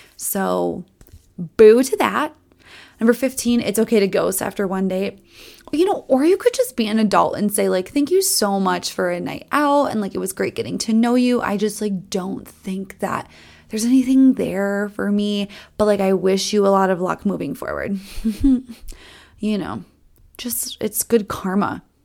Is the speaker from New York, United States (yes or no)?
no; Minnesota, United States; accent: Minnesota; I tell people I'm from Minnesota all the time. My Minnesota accent comes out on specific types of words